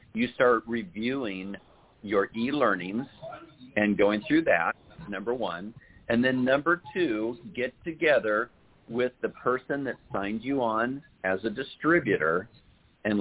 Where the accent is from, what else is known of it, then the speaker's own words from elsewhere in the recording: Urbandale, Iowa, United States; moved away; I'm originally from Des Moines, from Urbandale